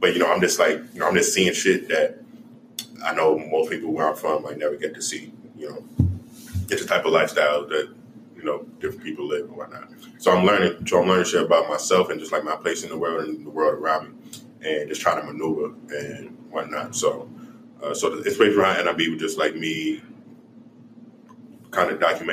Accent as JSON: {"language": "English", "town": "New York City", "region": "New York", "country": "United States", "tie": "born or raised there", "moved": "yes", "lives_now": "Kansas City, United States", "said": "I grew up in Far Rockaway"}